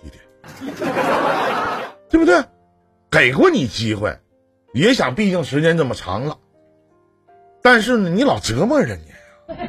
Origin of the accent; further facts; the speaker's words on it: Northeast China, China; accent: Northeastern dialect; 用我们东北话来讲，